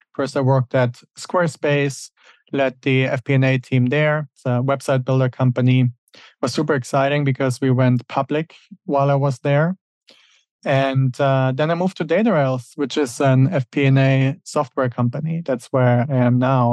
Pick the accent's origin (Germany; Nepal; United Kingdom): Germany; moved away as an adult; also born or lived in Switzerland; now in United States; Originally, I'm from Germany, and that's where I grew up.